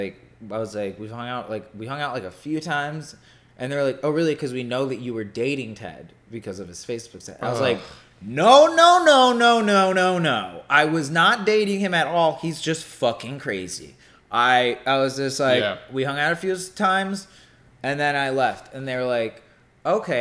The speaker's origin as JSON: {"language": "English", "town": "Detroit", "region": "Michigan", "country": "United States", "said": "I'm from Detroit."}